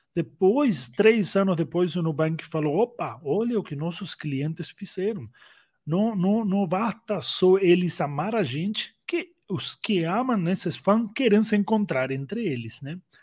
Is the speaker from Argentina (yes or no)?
yes; Argentina; also born or lived in Uruguay / United States; now in Brazil; nasci na Argentina, faz 10 anos que moro aqui no Brasil. Antes eu morei no Uruguai, Antes eu morei nos Estados Unidos